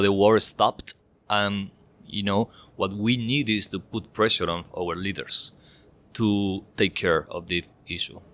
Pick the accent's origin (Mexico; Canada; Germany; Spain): Spain; I'm from Spain